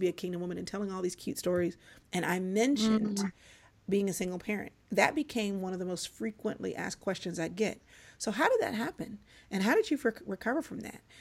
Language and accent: English; Dallas, Texas, United States; also born or lived in Atlanta, Georgia; I was born in Atlanta, raised in Dallas